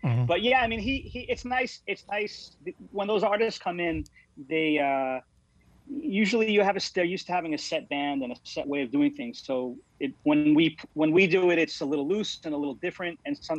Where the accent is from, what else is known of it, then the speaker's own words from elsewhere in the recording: North Babylon, New York, United States; also born or lived in Ronkonkoma, New York; I'm originally from North Babylon, but I live in a town called Ronkonkoma.